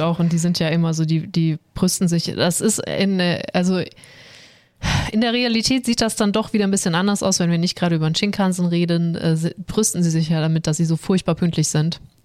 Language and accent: German; Swabia, Germany; Ich als Schwabe